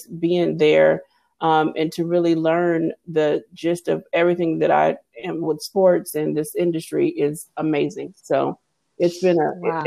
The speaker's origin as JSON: {"language": "English", "town": "Pasadena", "region": "California", "country": "United States", "tie": "born or raised there", "also_born_or_lived": "Los Angeles, California / Dallas, Texas", "moved": "as an adult", "said": "I actually grew up in California. I'm actually from Pasadena, California. I born in LA, but I actually did live away in Texas for 23 years"}